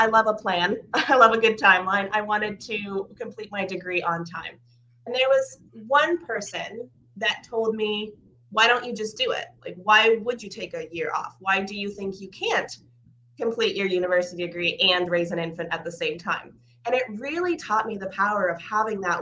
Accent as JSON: {"language": "English", "country": "Canada", "tie": "born or raised there", "also_born_or_lived": "Ukraine", "said": "So I am originally from Ukraine, which means a lot more now to people than it did a couple of years ago, but we had immigrated to Canada when I was 2 years old"}